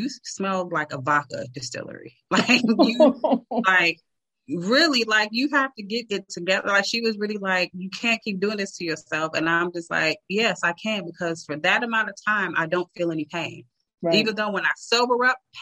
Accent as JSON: {"language": "English", "town": "Chicago", "region": "Illinois", "country": "United States", "said": "I'm from Chicago."}